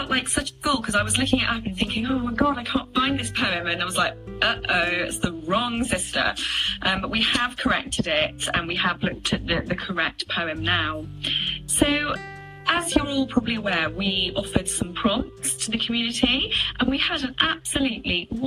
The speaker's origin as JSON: {"language": "English", "region": "South West England", "country": "United Kingdom", "said": "I'm from South West England."}